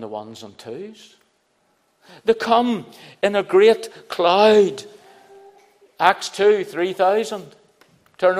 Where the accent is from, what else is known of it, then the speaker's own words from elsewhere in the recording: Belfast, Northern Ireland, United Kingdom; I was brought up in Belfast